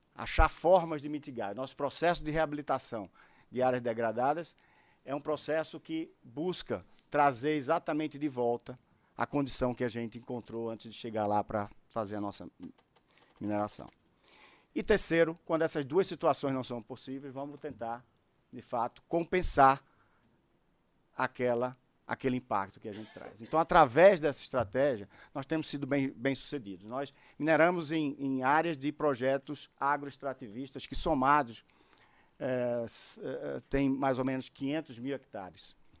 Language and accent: Portuguese; Brazil; nós que somos brasileiros